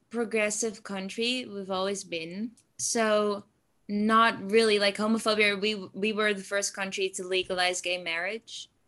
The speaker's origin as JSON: {"language": "English", "town": "Zutphen", "region": "Gelderland", "country": "Netherlands", "second_language": "English", "said": "I am uh, 17 years old and I'm from the Netherlands"}